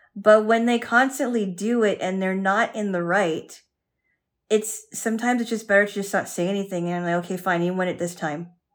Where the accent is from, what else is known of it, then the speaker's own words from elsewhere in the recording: United States; as an American woman